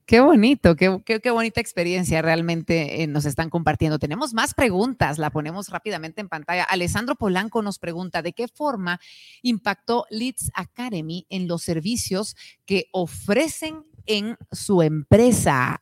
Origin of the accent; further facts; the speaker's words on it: Guatemala; nuestro país